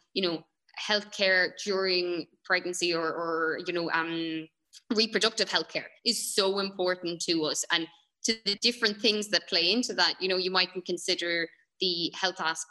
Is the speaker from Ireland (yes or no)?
yes; Ireland; we're Irish, we're Western.